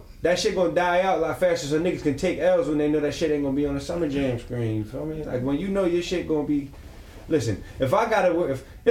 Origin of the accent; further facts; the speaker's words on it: Philadelphia, Pennsylvania, United States; I'm from Philly